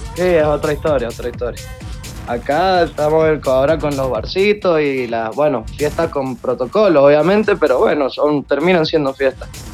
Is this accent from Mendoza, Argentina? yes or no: yes; Mendoza, Argentina; nací en Mendoza, Argentina.